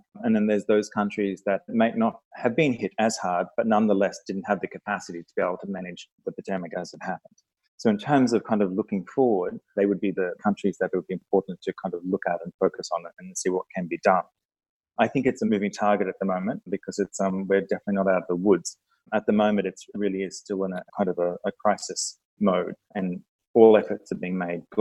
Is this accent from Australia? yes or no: yes; Australia; moved away; I'm Australian by birth